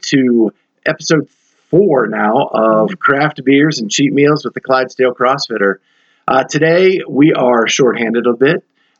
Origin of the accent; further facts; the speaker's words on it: Pennsylvania, United States; now in Chicago, United States; where I grew up in Pennsylvania